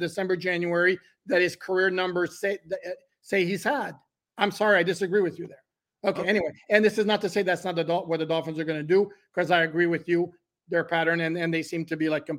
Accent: Canada; I was born in Canada

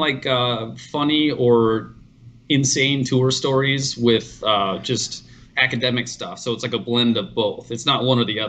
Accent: Phoenix, Arizona, United States; Yeah, I grew up in Phoenix.

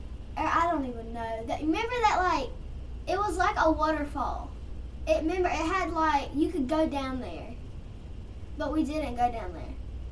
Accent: England, United Kingdom; So I'm England.

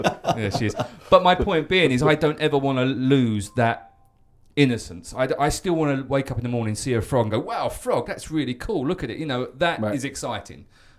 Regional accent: England, United Kingdom; moved away; where I grew up in England

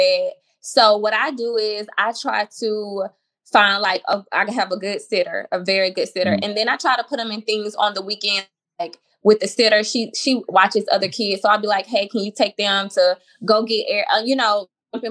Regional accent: Mobile, Alabama, United States; moved away as an adult; now in Houston, United States; a school in my hometown called Bishop State

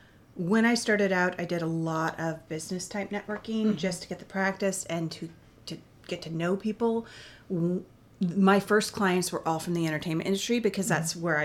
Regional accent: Ketchikan, Alaska, United States; also born or lived in Washington State; I was born in Washington State, which is not so very exciting, but I do love it. But I grew up in Alaska.

